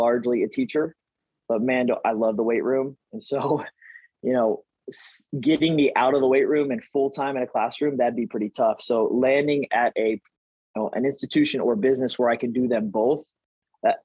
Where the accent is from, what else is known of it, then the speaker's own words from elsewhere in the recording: Texas, United States; growing up in Texas